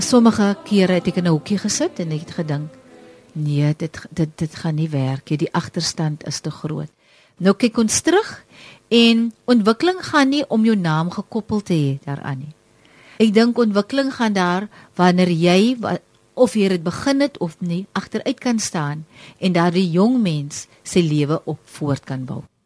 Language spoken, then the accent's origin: Afrikaans; Wellington, Western Cape, South Africa; ek kom van Wellington af en ek kom uit 'n gemeenskap uit waar musiek groot was en is nog steeds